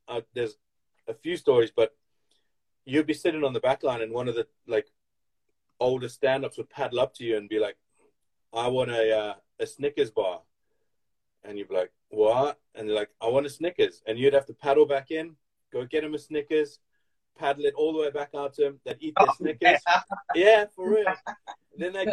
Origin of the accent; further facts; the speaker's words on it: Durban, KwaZulu-Natal, South Africa; I grew up in Durban at North Beach